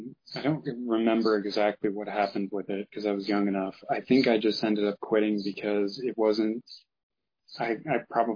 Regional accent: Midwest, United States; On top of the fact that, again, I mentioned I grew up in the Midwest. There's not much in terms of like a genuinely good teacher around here.

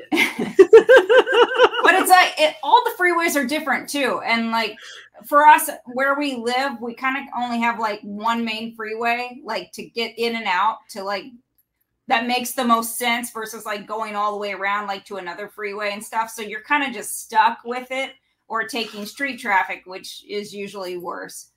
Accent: Midwest, United States; now in California, United States; I'm from the Midwest

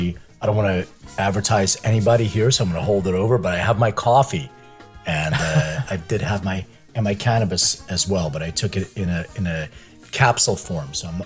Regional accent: Philadelphia, Pennsylvania, United States; also born or lived in Lithuania; Well, so I was born in Lithuania, and my parents immigrated when I was like 6 years old. I lived in Philadelphia most of my life

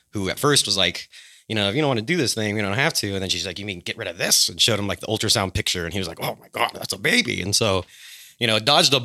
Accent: Fresno, California, United States; moved away; I was unfortunately born in Fresno, California

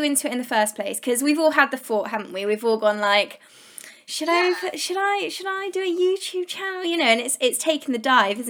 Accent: United Kingdom; Well, obviously I'm British and I love that humour.

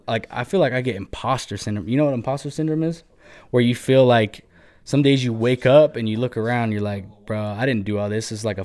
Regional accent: Murray, Utah, United States; I was born in Murray. Went to Murray High School.

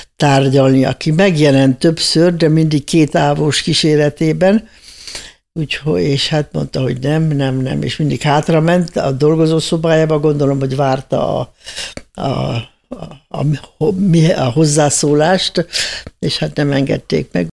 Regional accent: Hungary; moved away; also born or lived in Austria; biztosra vettem, hogy az életbe többé nem jöhetek haza. Hát nem is jöhettem egészen 76-ba jöttem haza

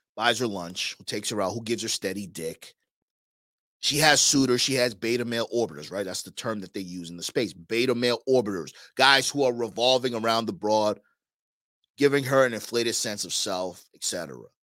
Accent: New York, United States; moved away; I'm from New York originally

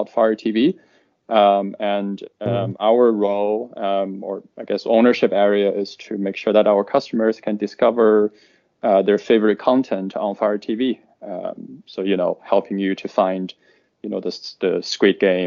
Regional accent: China; also born or lived in United States; now in London, United Kingdom; I was originally from China.

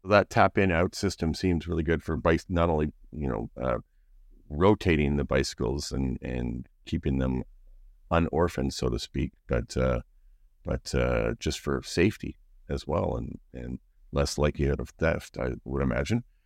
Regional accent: Canada; We're, we're, we're Canadian

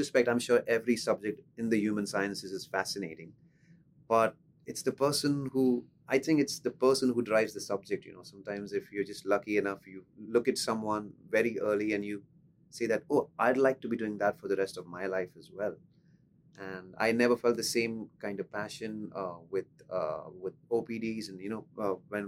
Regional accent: Pune, Maharashtra, India; So I'm from Pune. It's a city in the state of Maharashtra in India.

